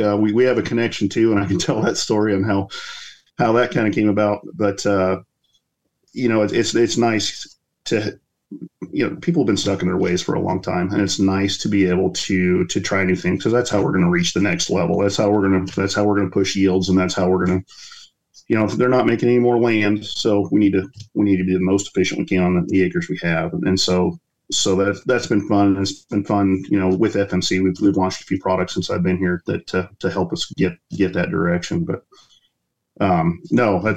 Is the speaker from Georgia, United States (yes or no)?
no; Southwest Iowa, United States; moved away as an adult; We grew up in Southwest Iowa, cow-calf operation, row crop, alfalfa.